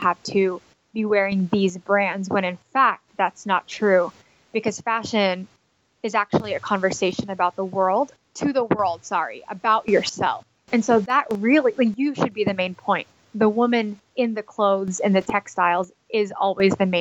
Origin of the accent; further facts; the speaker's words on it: Dallas, Texas, United States; moved away as an adult; also born or lived in Philippines / New York City; I was born in the Philippines. And my family moved to Texas when I was 6 years old. And they actually still live in Dallas, Texas